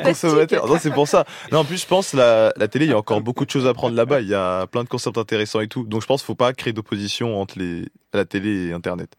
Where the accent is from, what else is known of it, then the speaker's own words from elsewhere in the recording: Paris, Île-de-France, France; je suis parisien